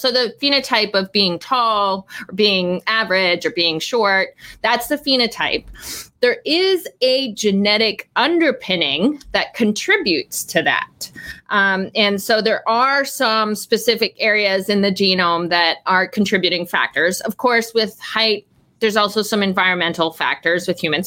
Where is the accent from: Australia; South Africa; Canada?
Canada; Eastern Canada; moved away; I grew up in a small city in eastern Canada